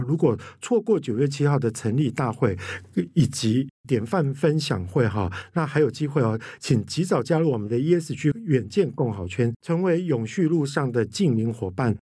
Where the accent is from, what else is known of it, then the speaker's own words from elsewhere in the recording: Kaohsiung, Taiwan; 刚刚提到说寿山动物园，我跟你讲到我的故乡欸